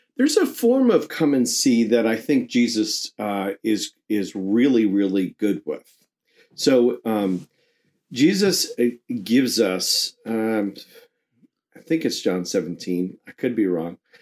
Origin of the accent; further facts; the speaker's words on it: New York, United States; I grew up in New York